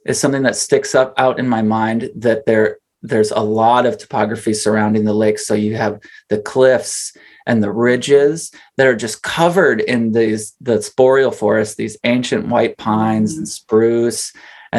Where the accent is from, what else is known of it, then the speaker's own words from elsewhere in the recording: Wisconsin, United States; also born or lived in Minneapolis; now in North Woods, Minnesota, United States; I grew up paddling in Wisconsin